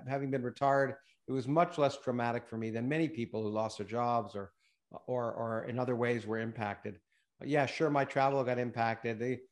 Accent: Canada; moved away; also born or lived in United States / Australia; I didn't expect to ever move back to Canada. I've been in the States for 45 years

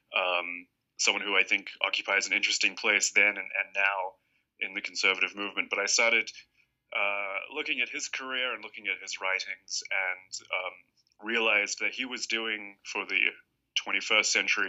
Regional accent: New Zealand; moved away as an adult; I am from New Zealand.

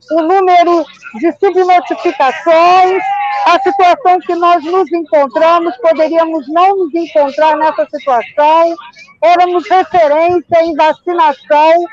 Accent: Mato Grosso, Brazil; eu sou Mato Grossense, mas quem está aqui hoje

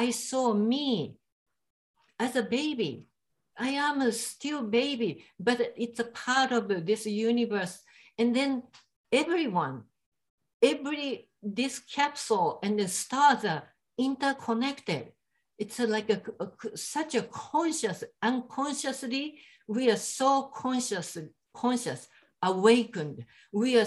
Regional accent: Japan; English is a second language; moved away; I am from Japan

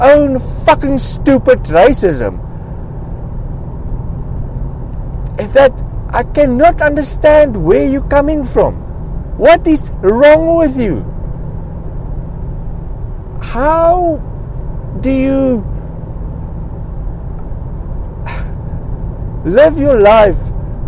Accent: South Africa; I am from South Africa

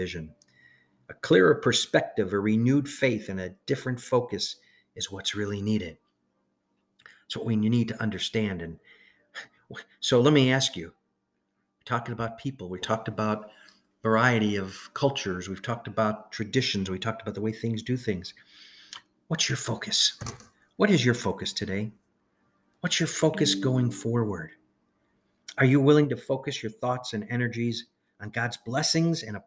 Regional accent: Chicago, Illinois, United States; when I was a kid growing up in Chicago

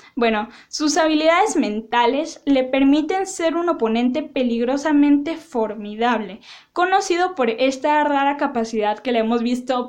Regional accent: Mexico; yo lo digo en español porque soy mexicana

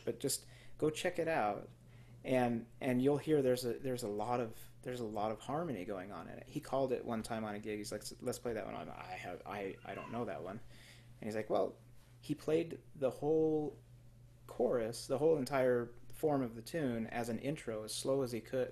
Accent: Twin Falls, Idaho, United States; I grew up in Twin Falls, um, Idaho

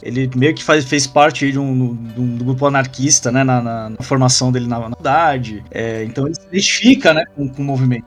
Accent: Brazil; Aqui agora como, como brasileiro

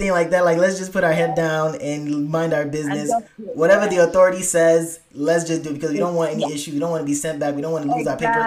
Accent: Nigeria; I'm a Nigerian

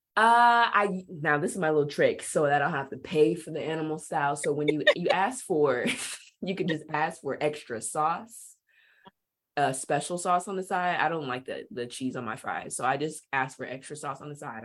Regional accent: Bakersfield, California, United States; moved away as an adult; also born or lived in Hungary / Turkey; now in Arizona, United States; I'm from Bakersfield, California

